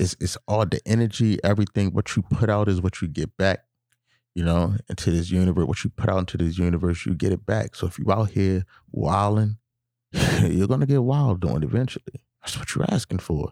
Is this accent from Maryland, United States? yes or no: yes; Baltimore, Maryland, United States; I'm from Baltimore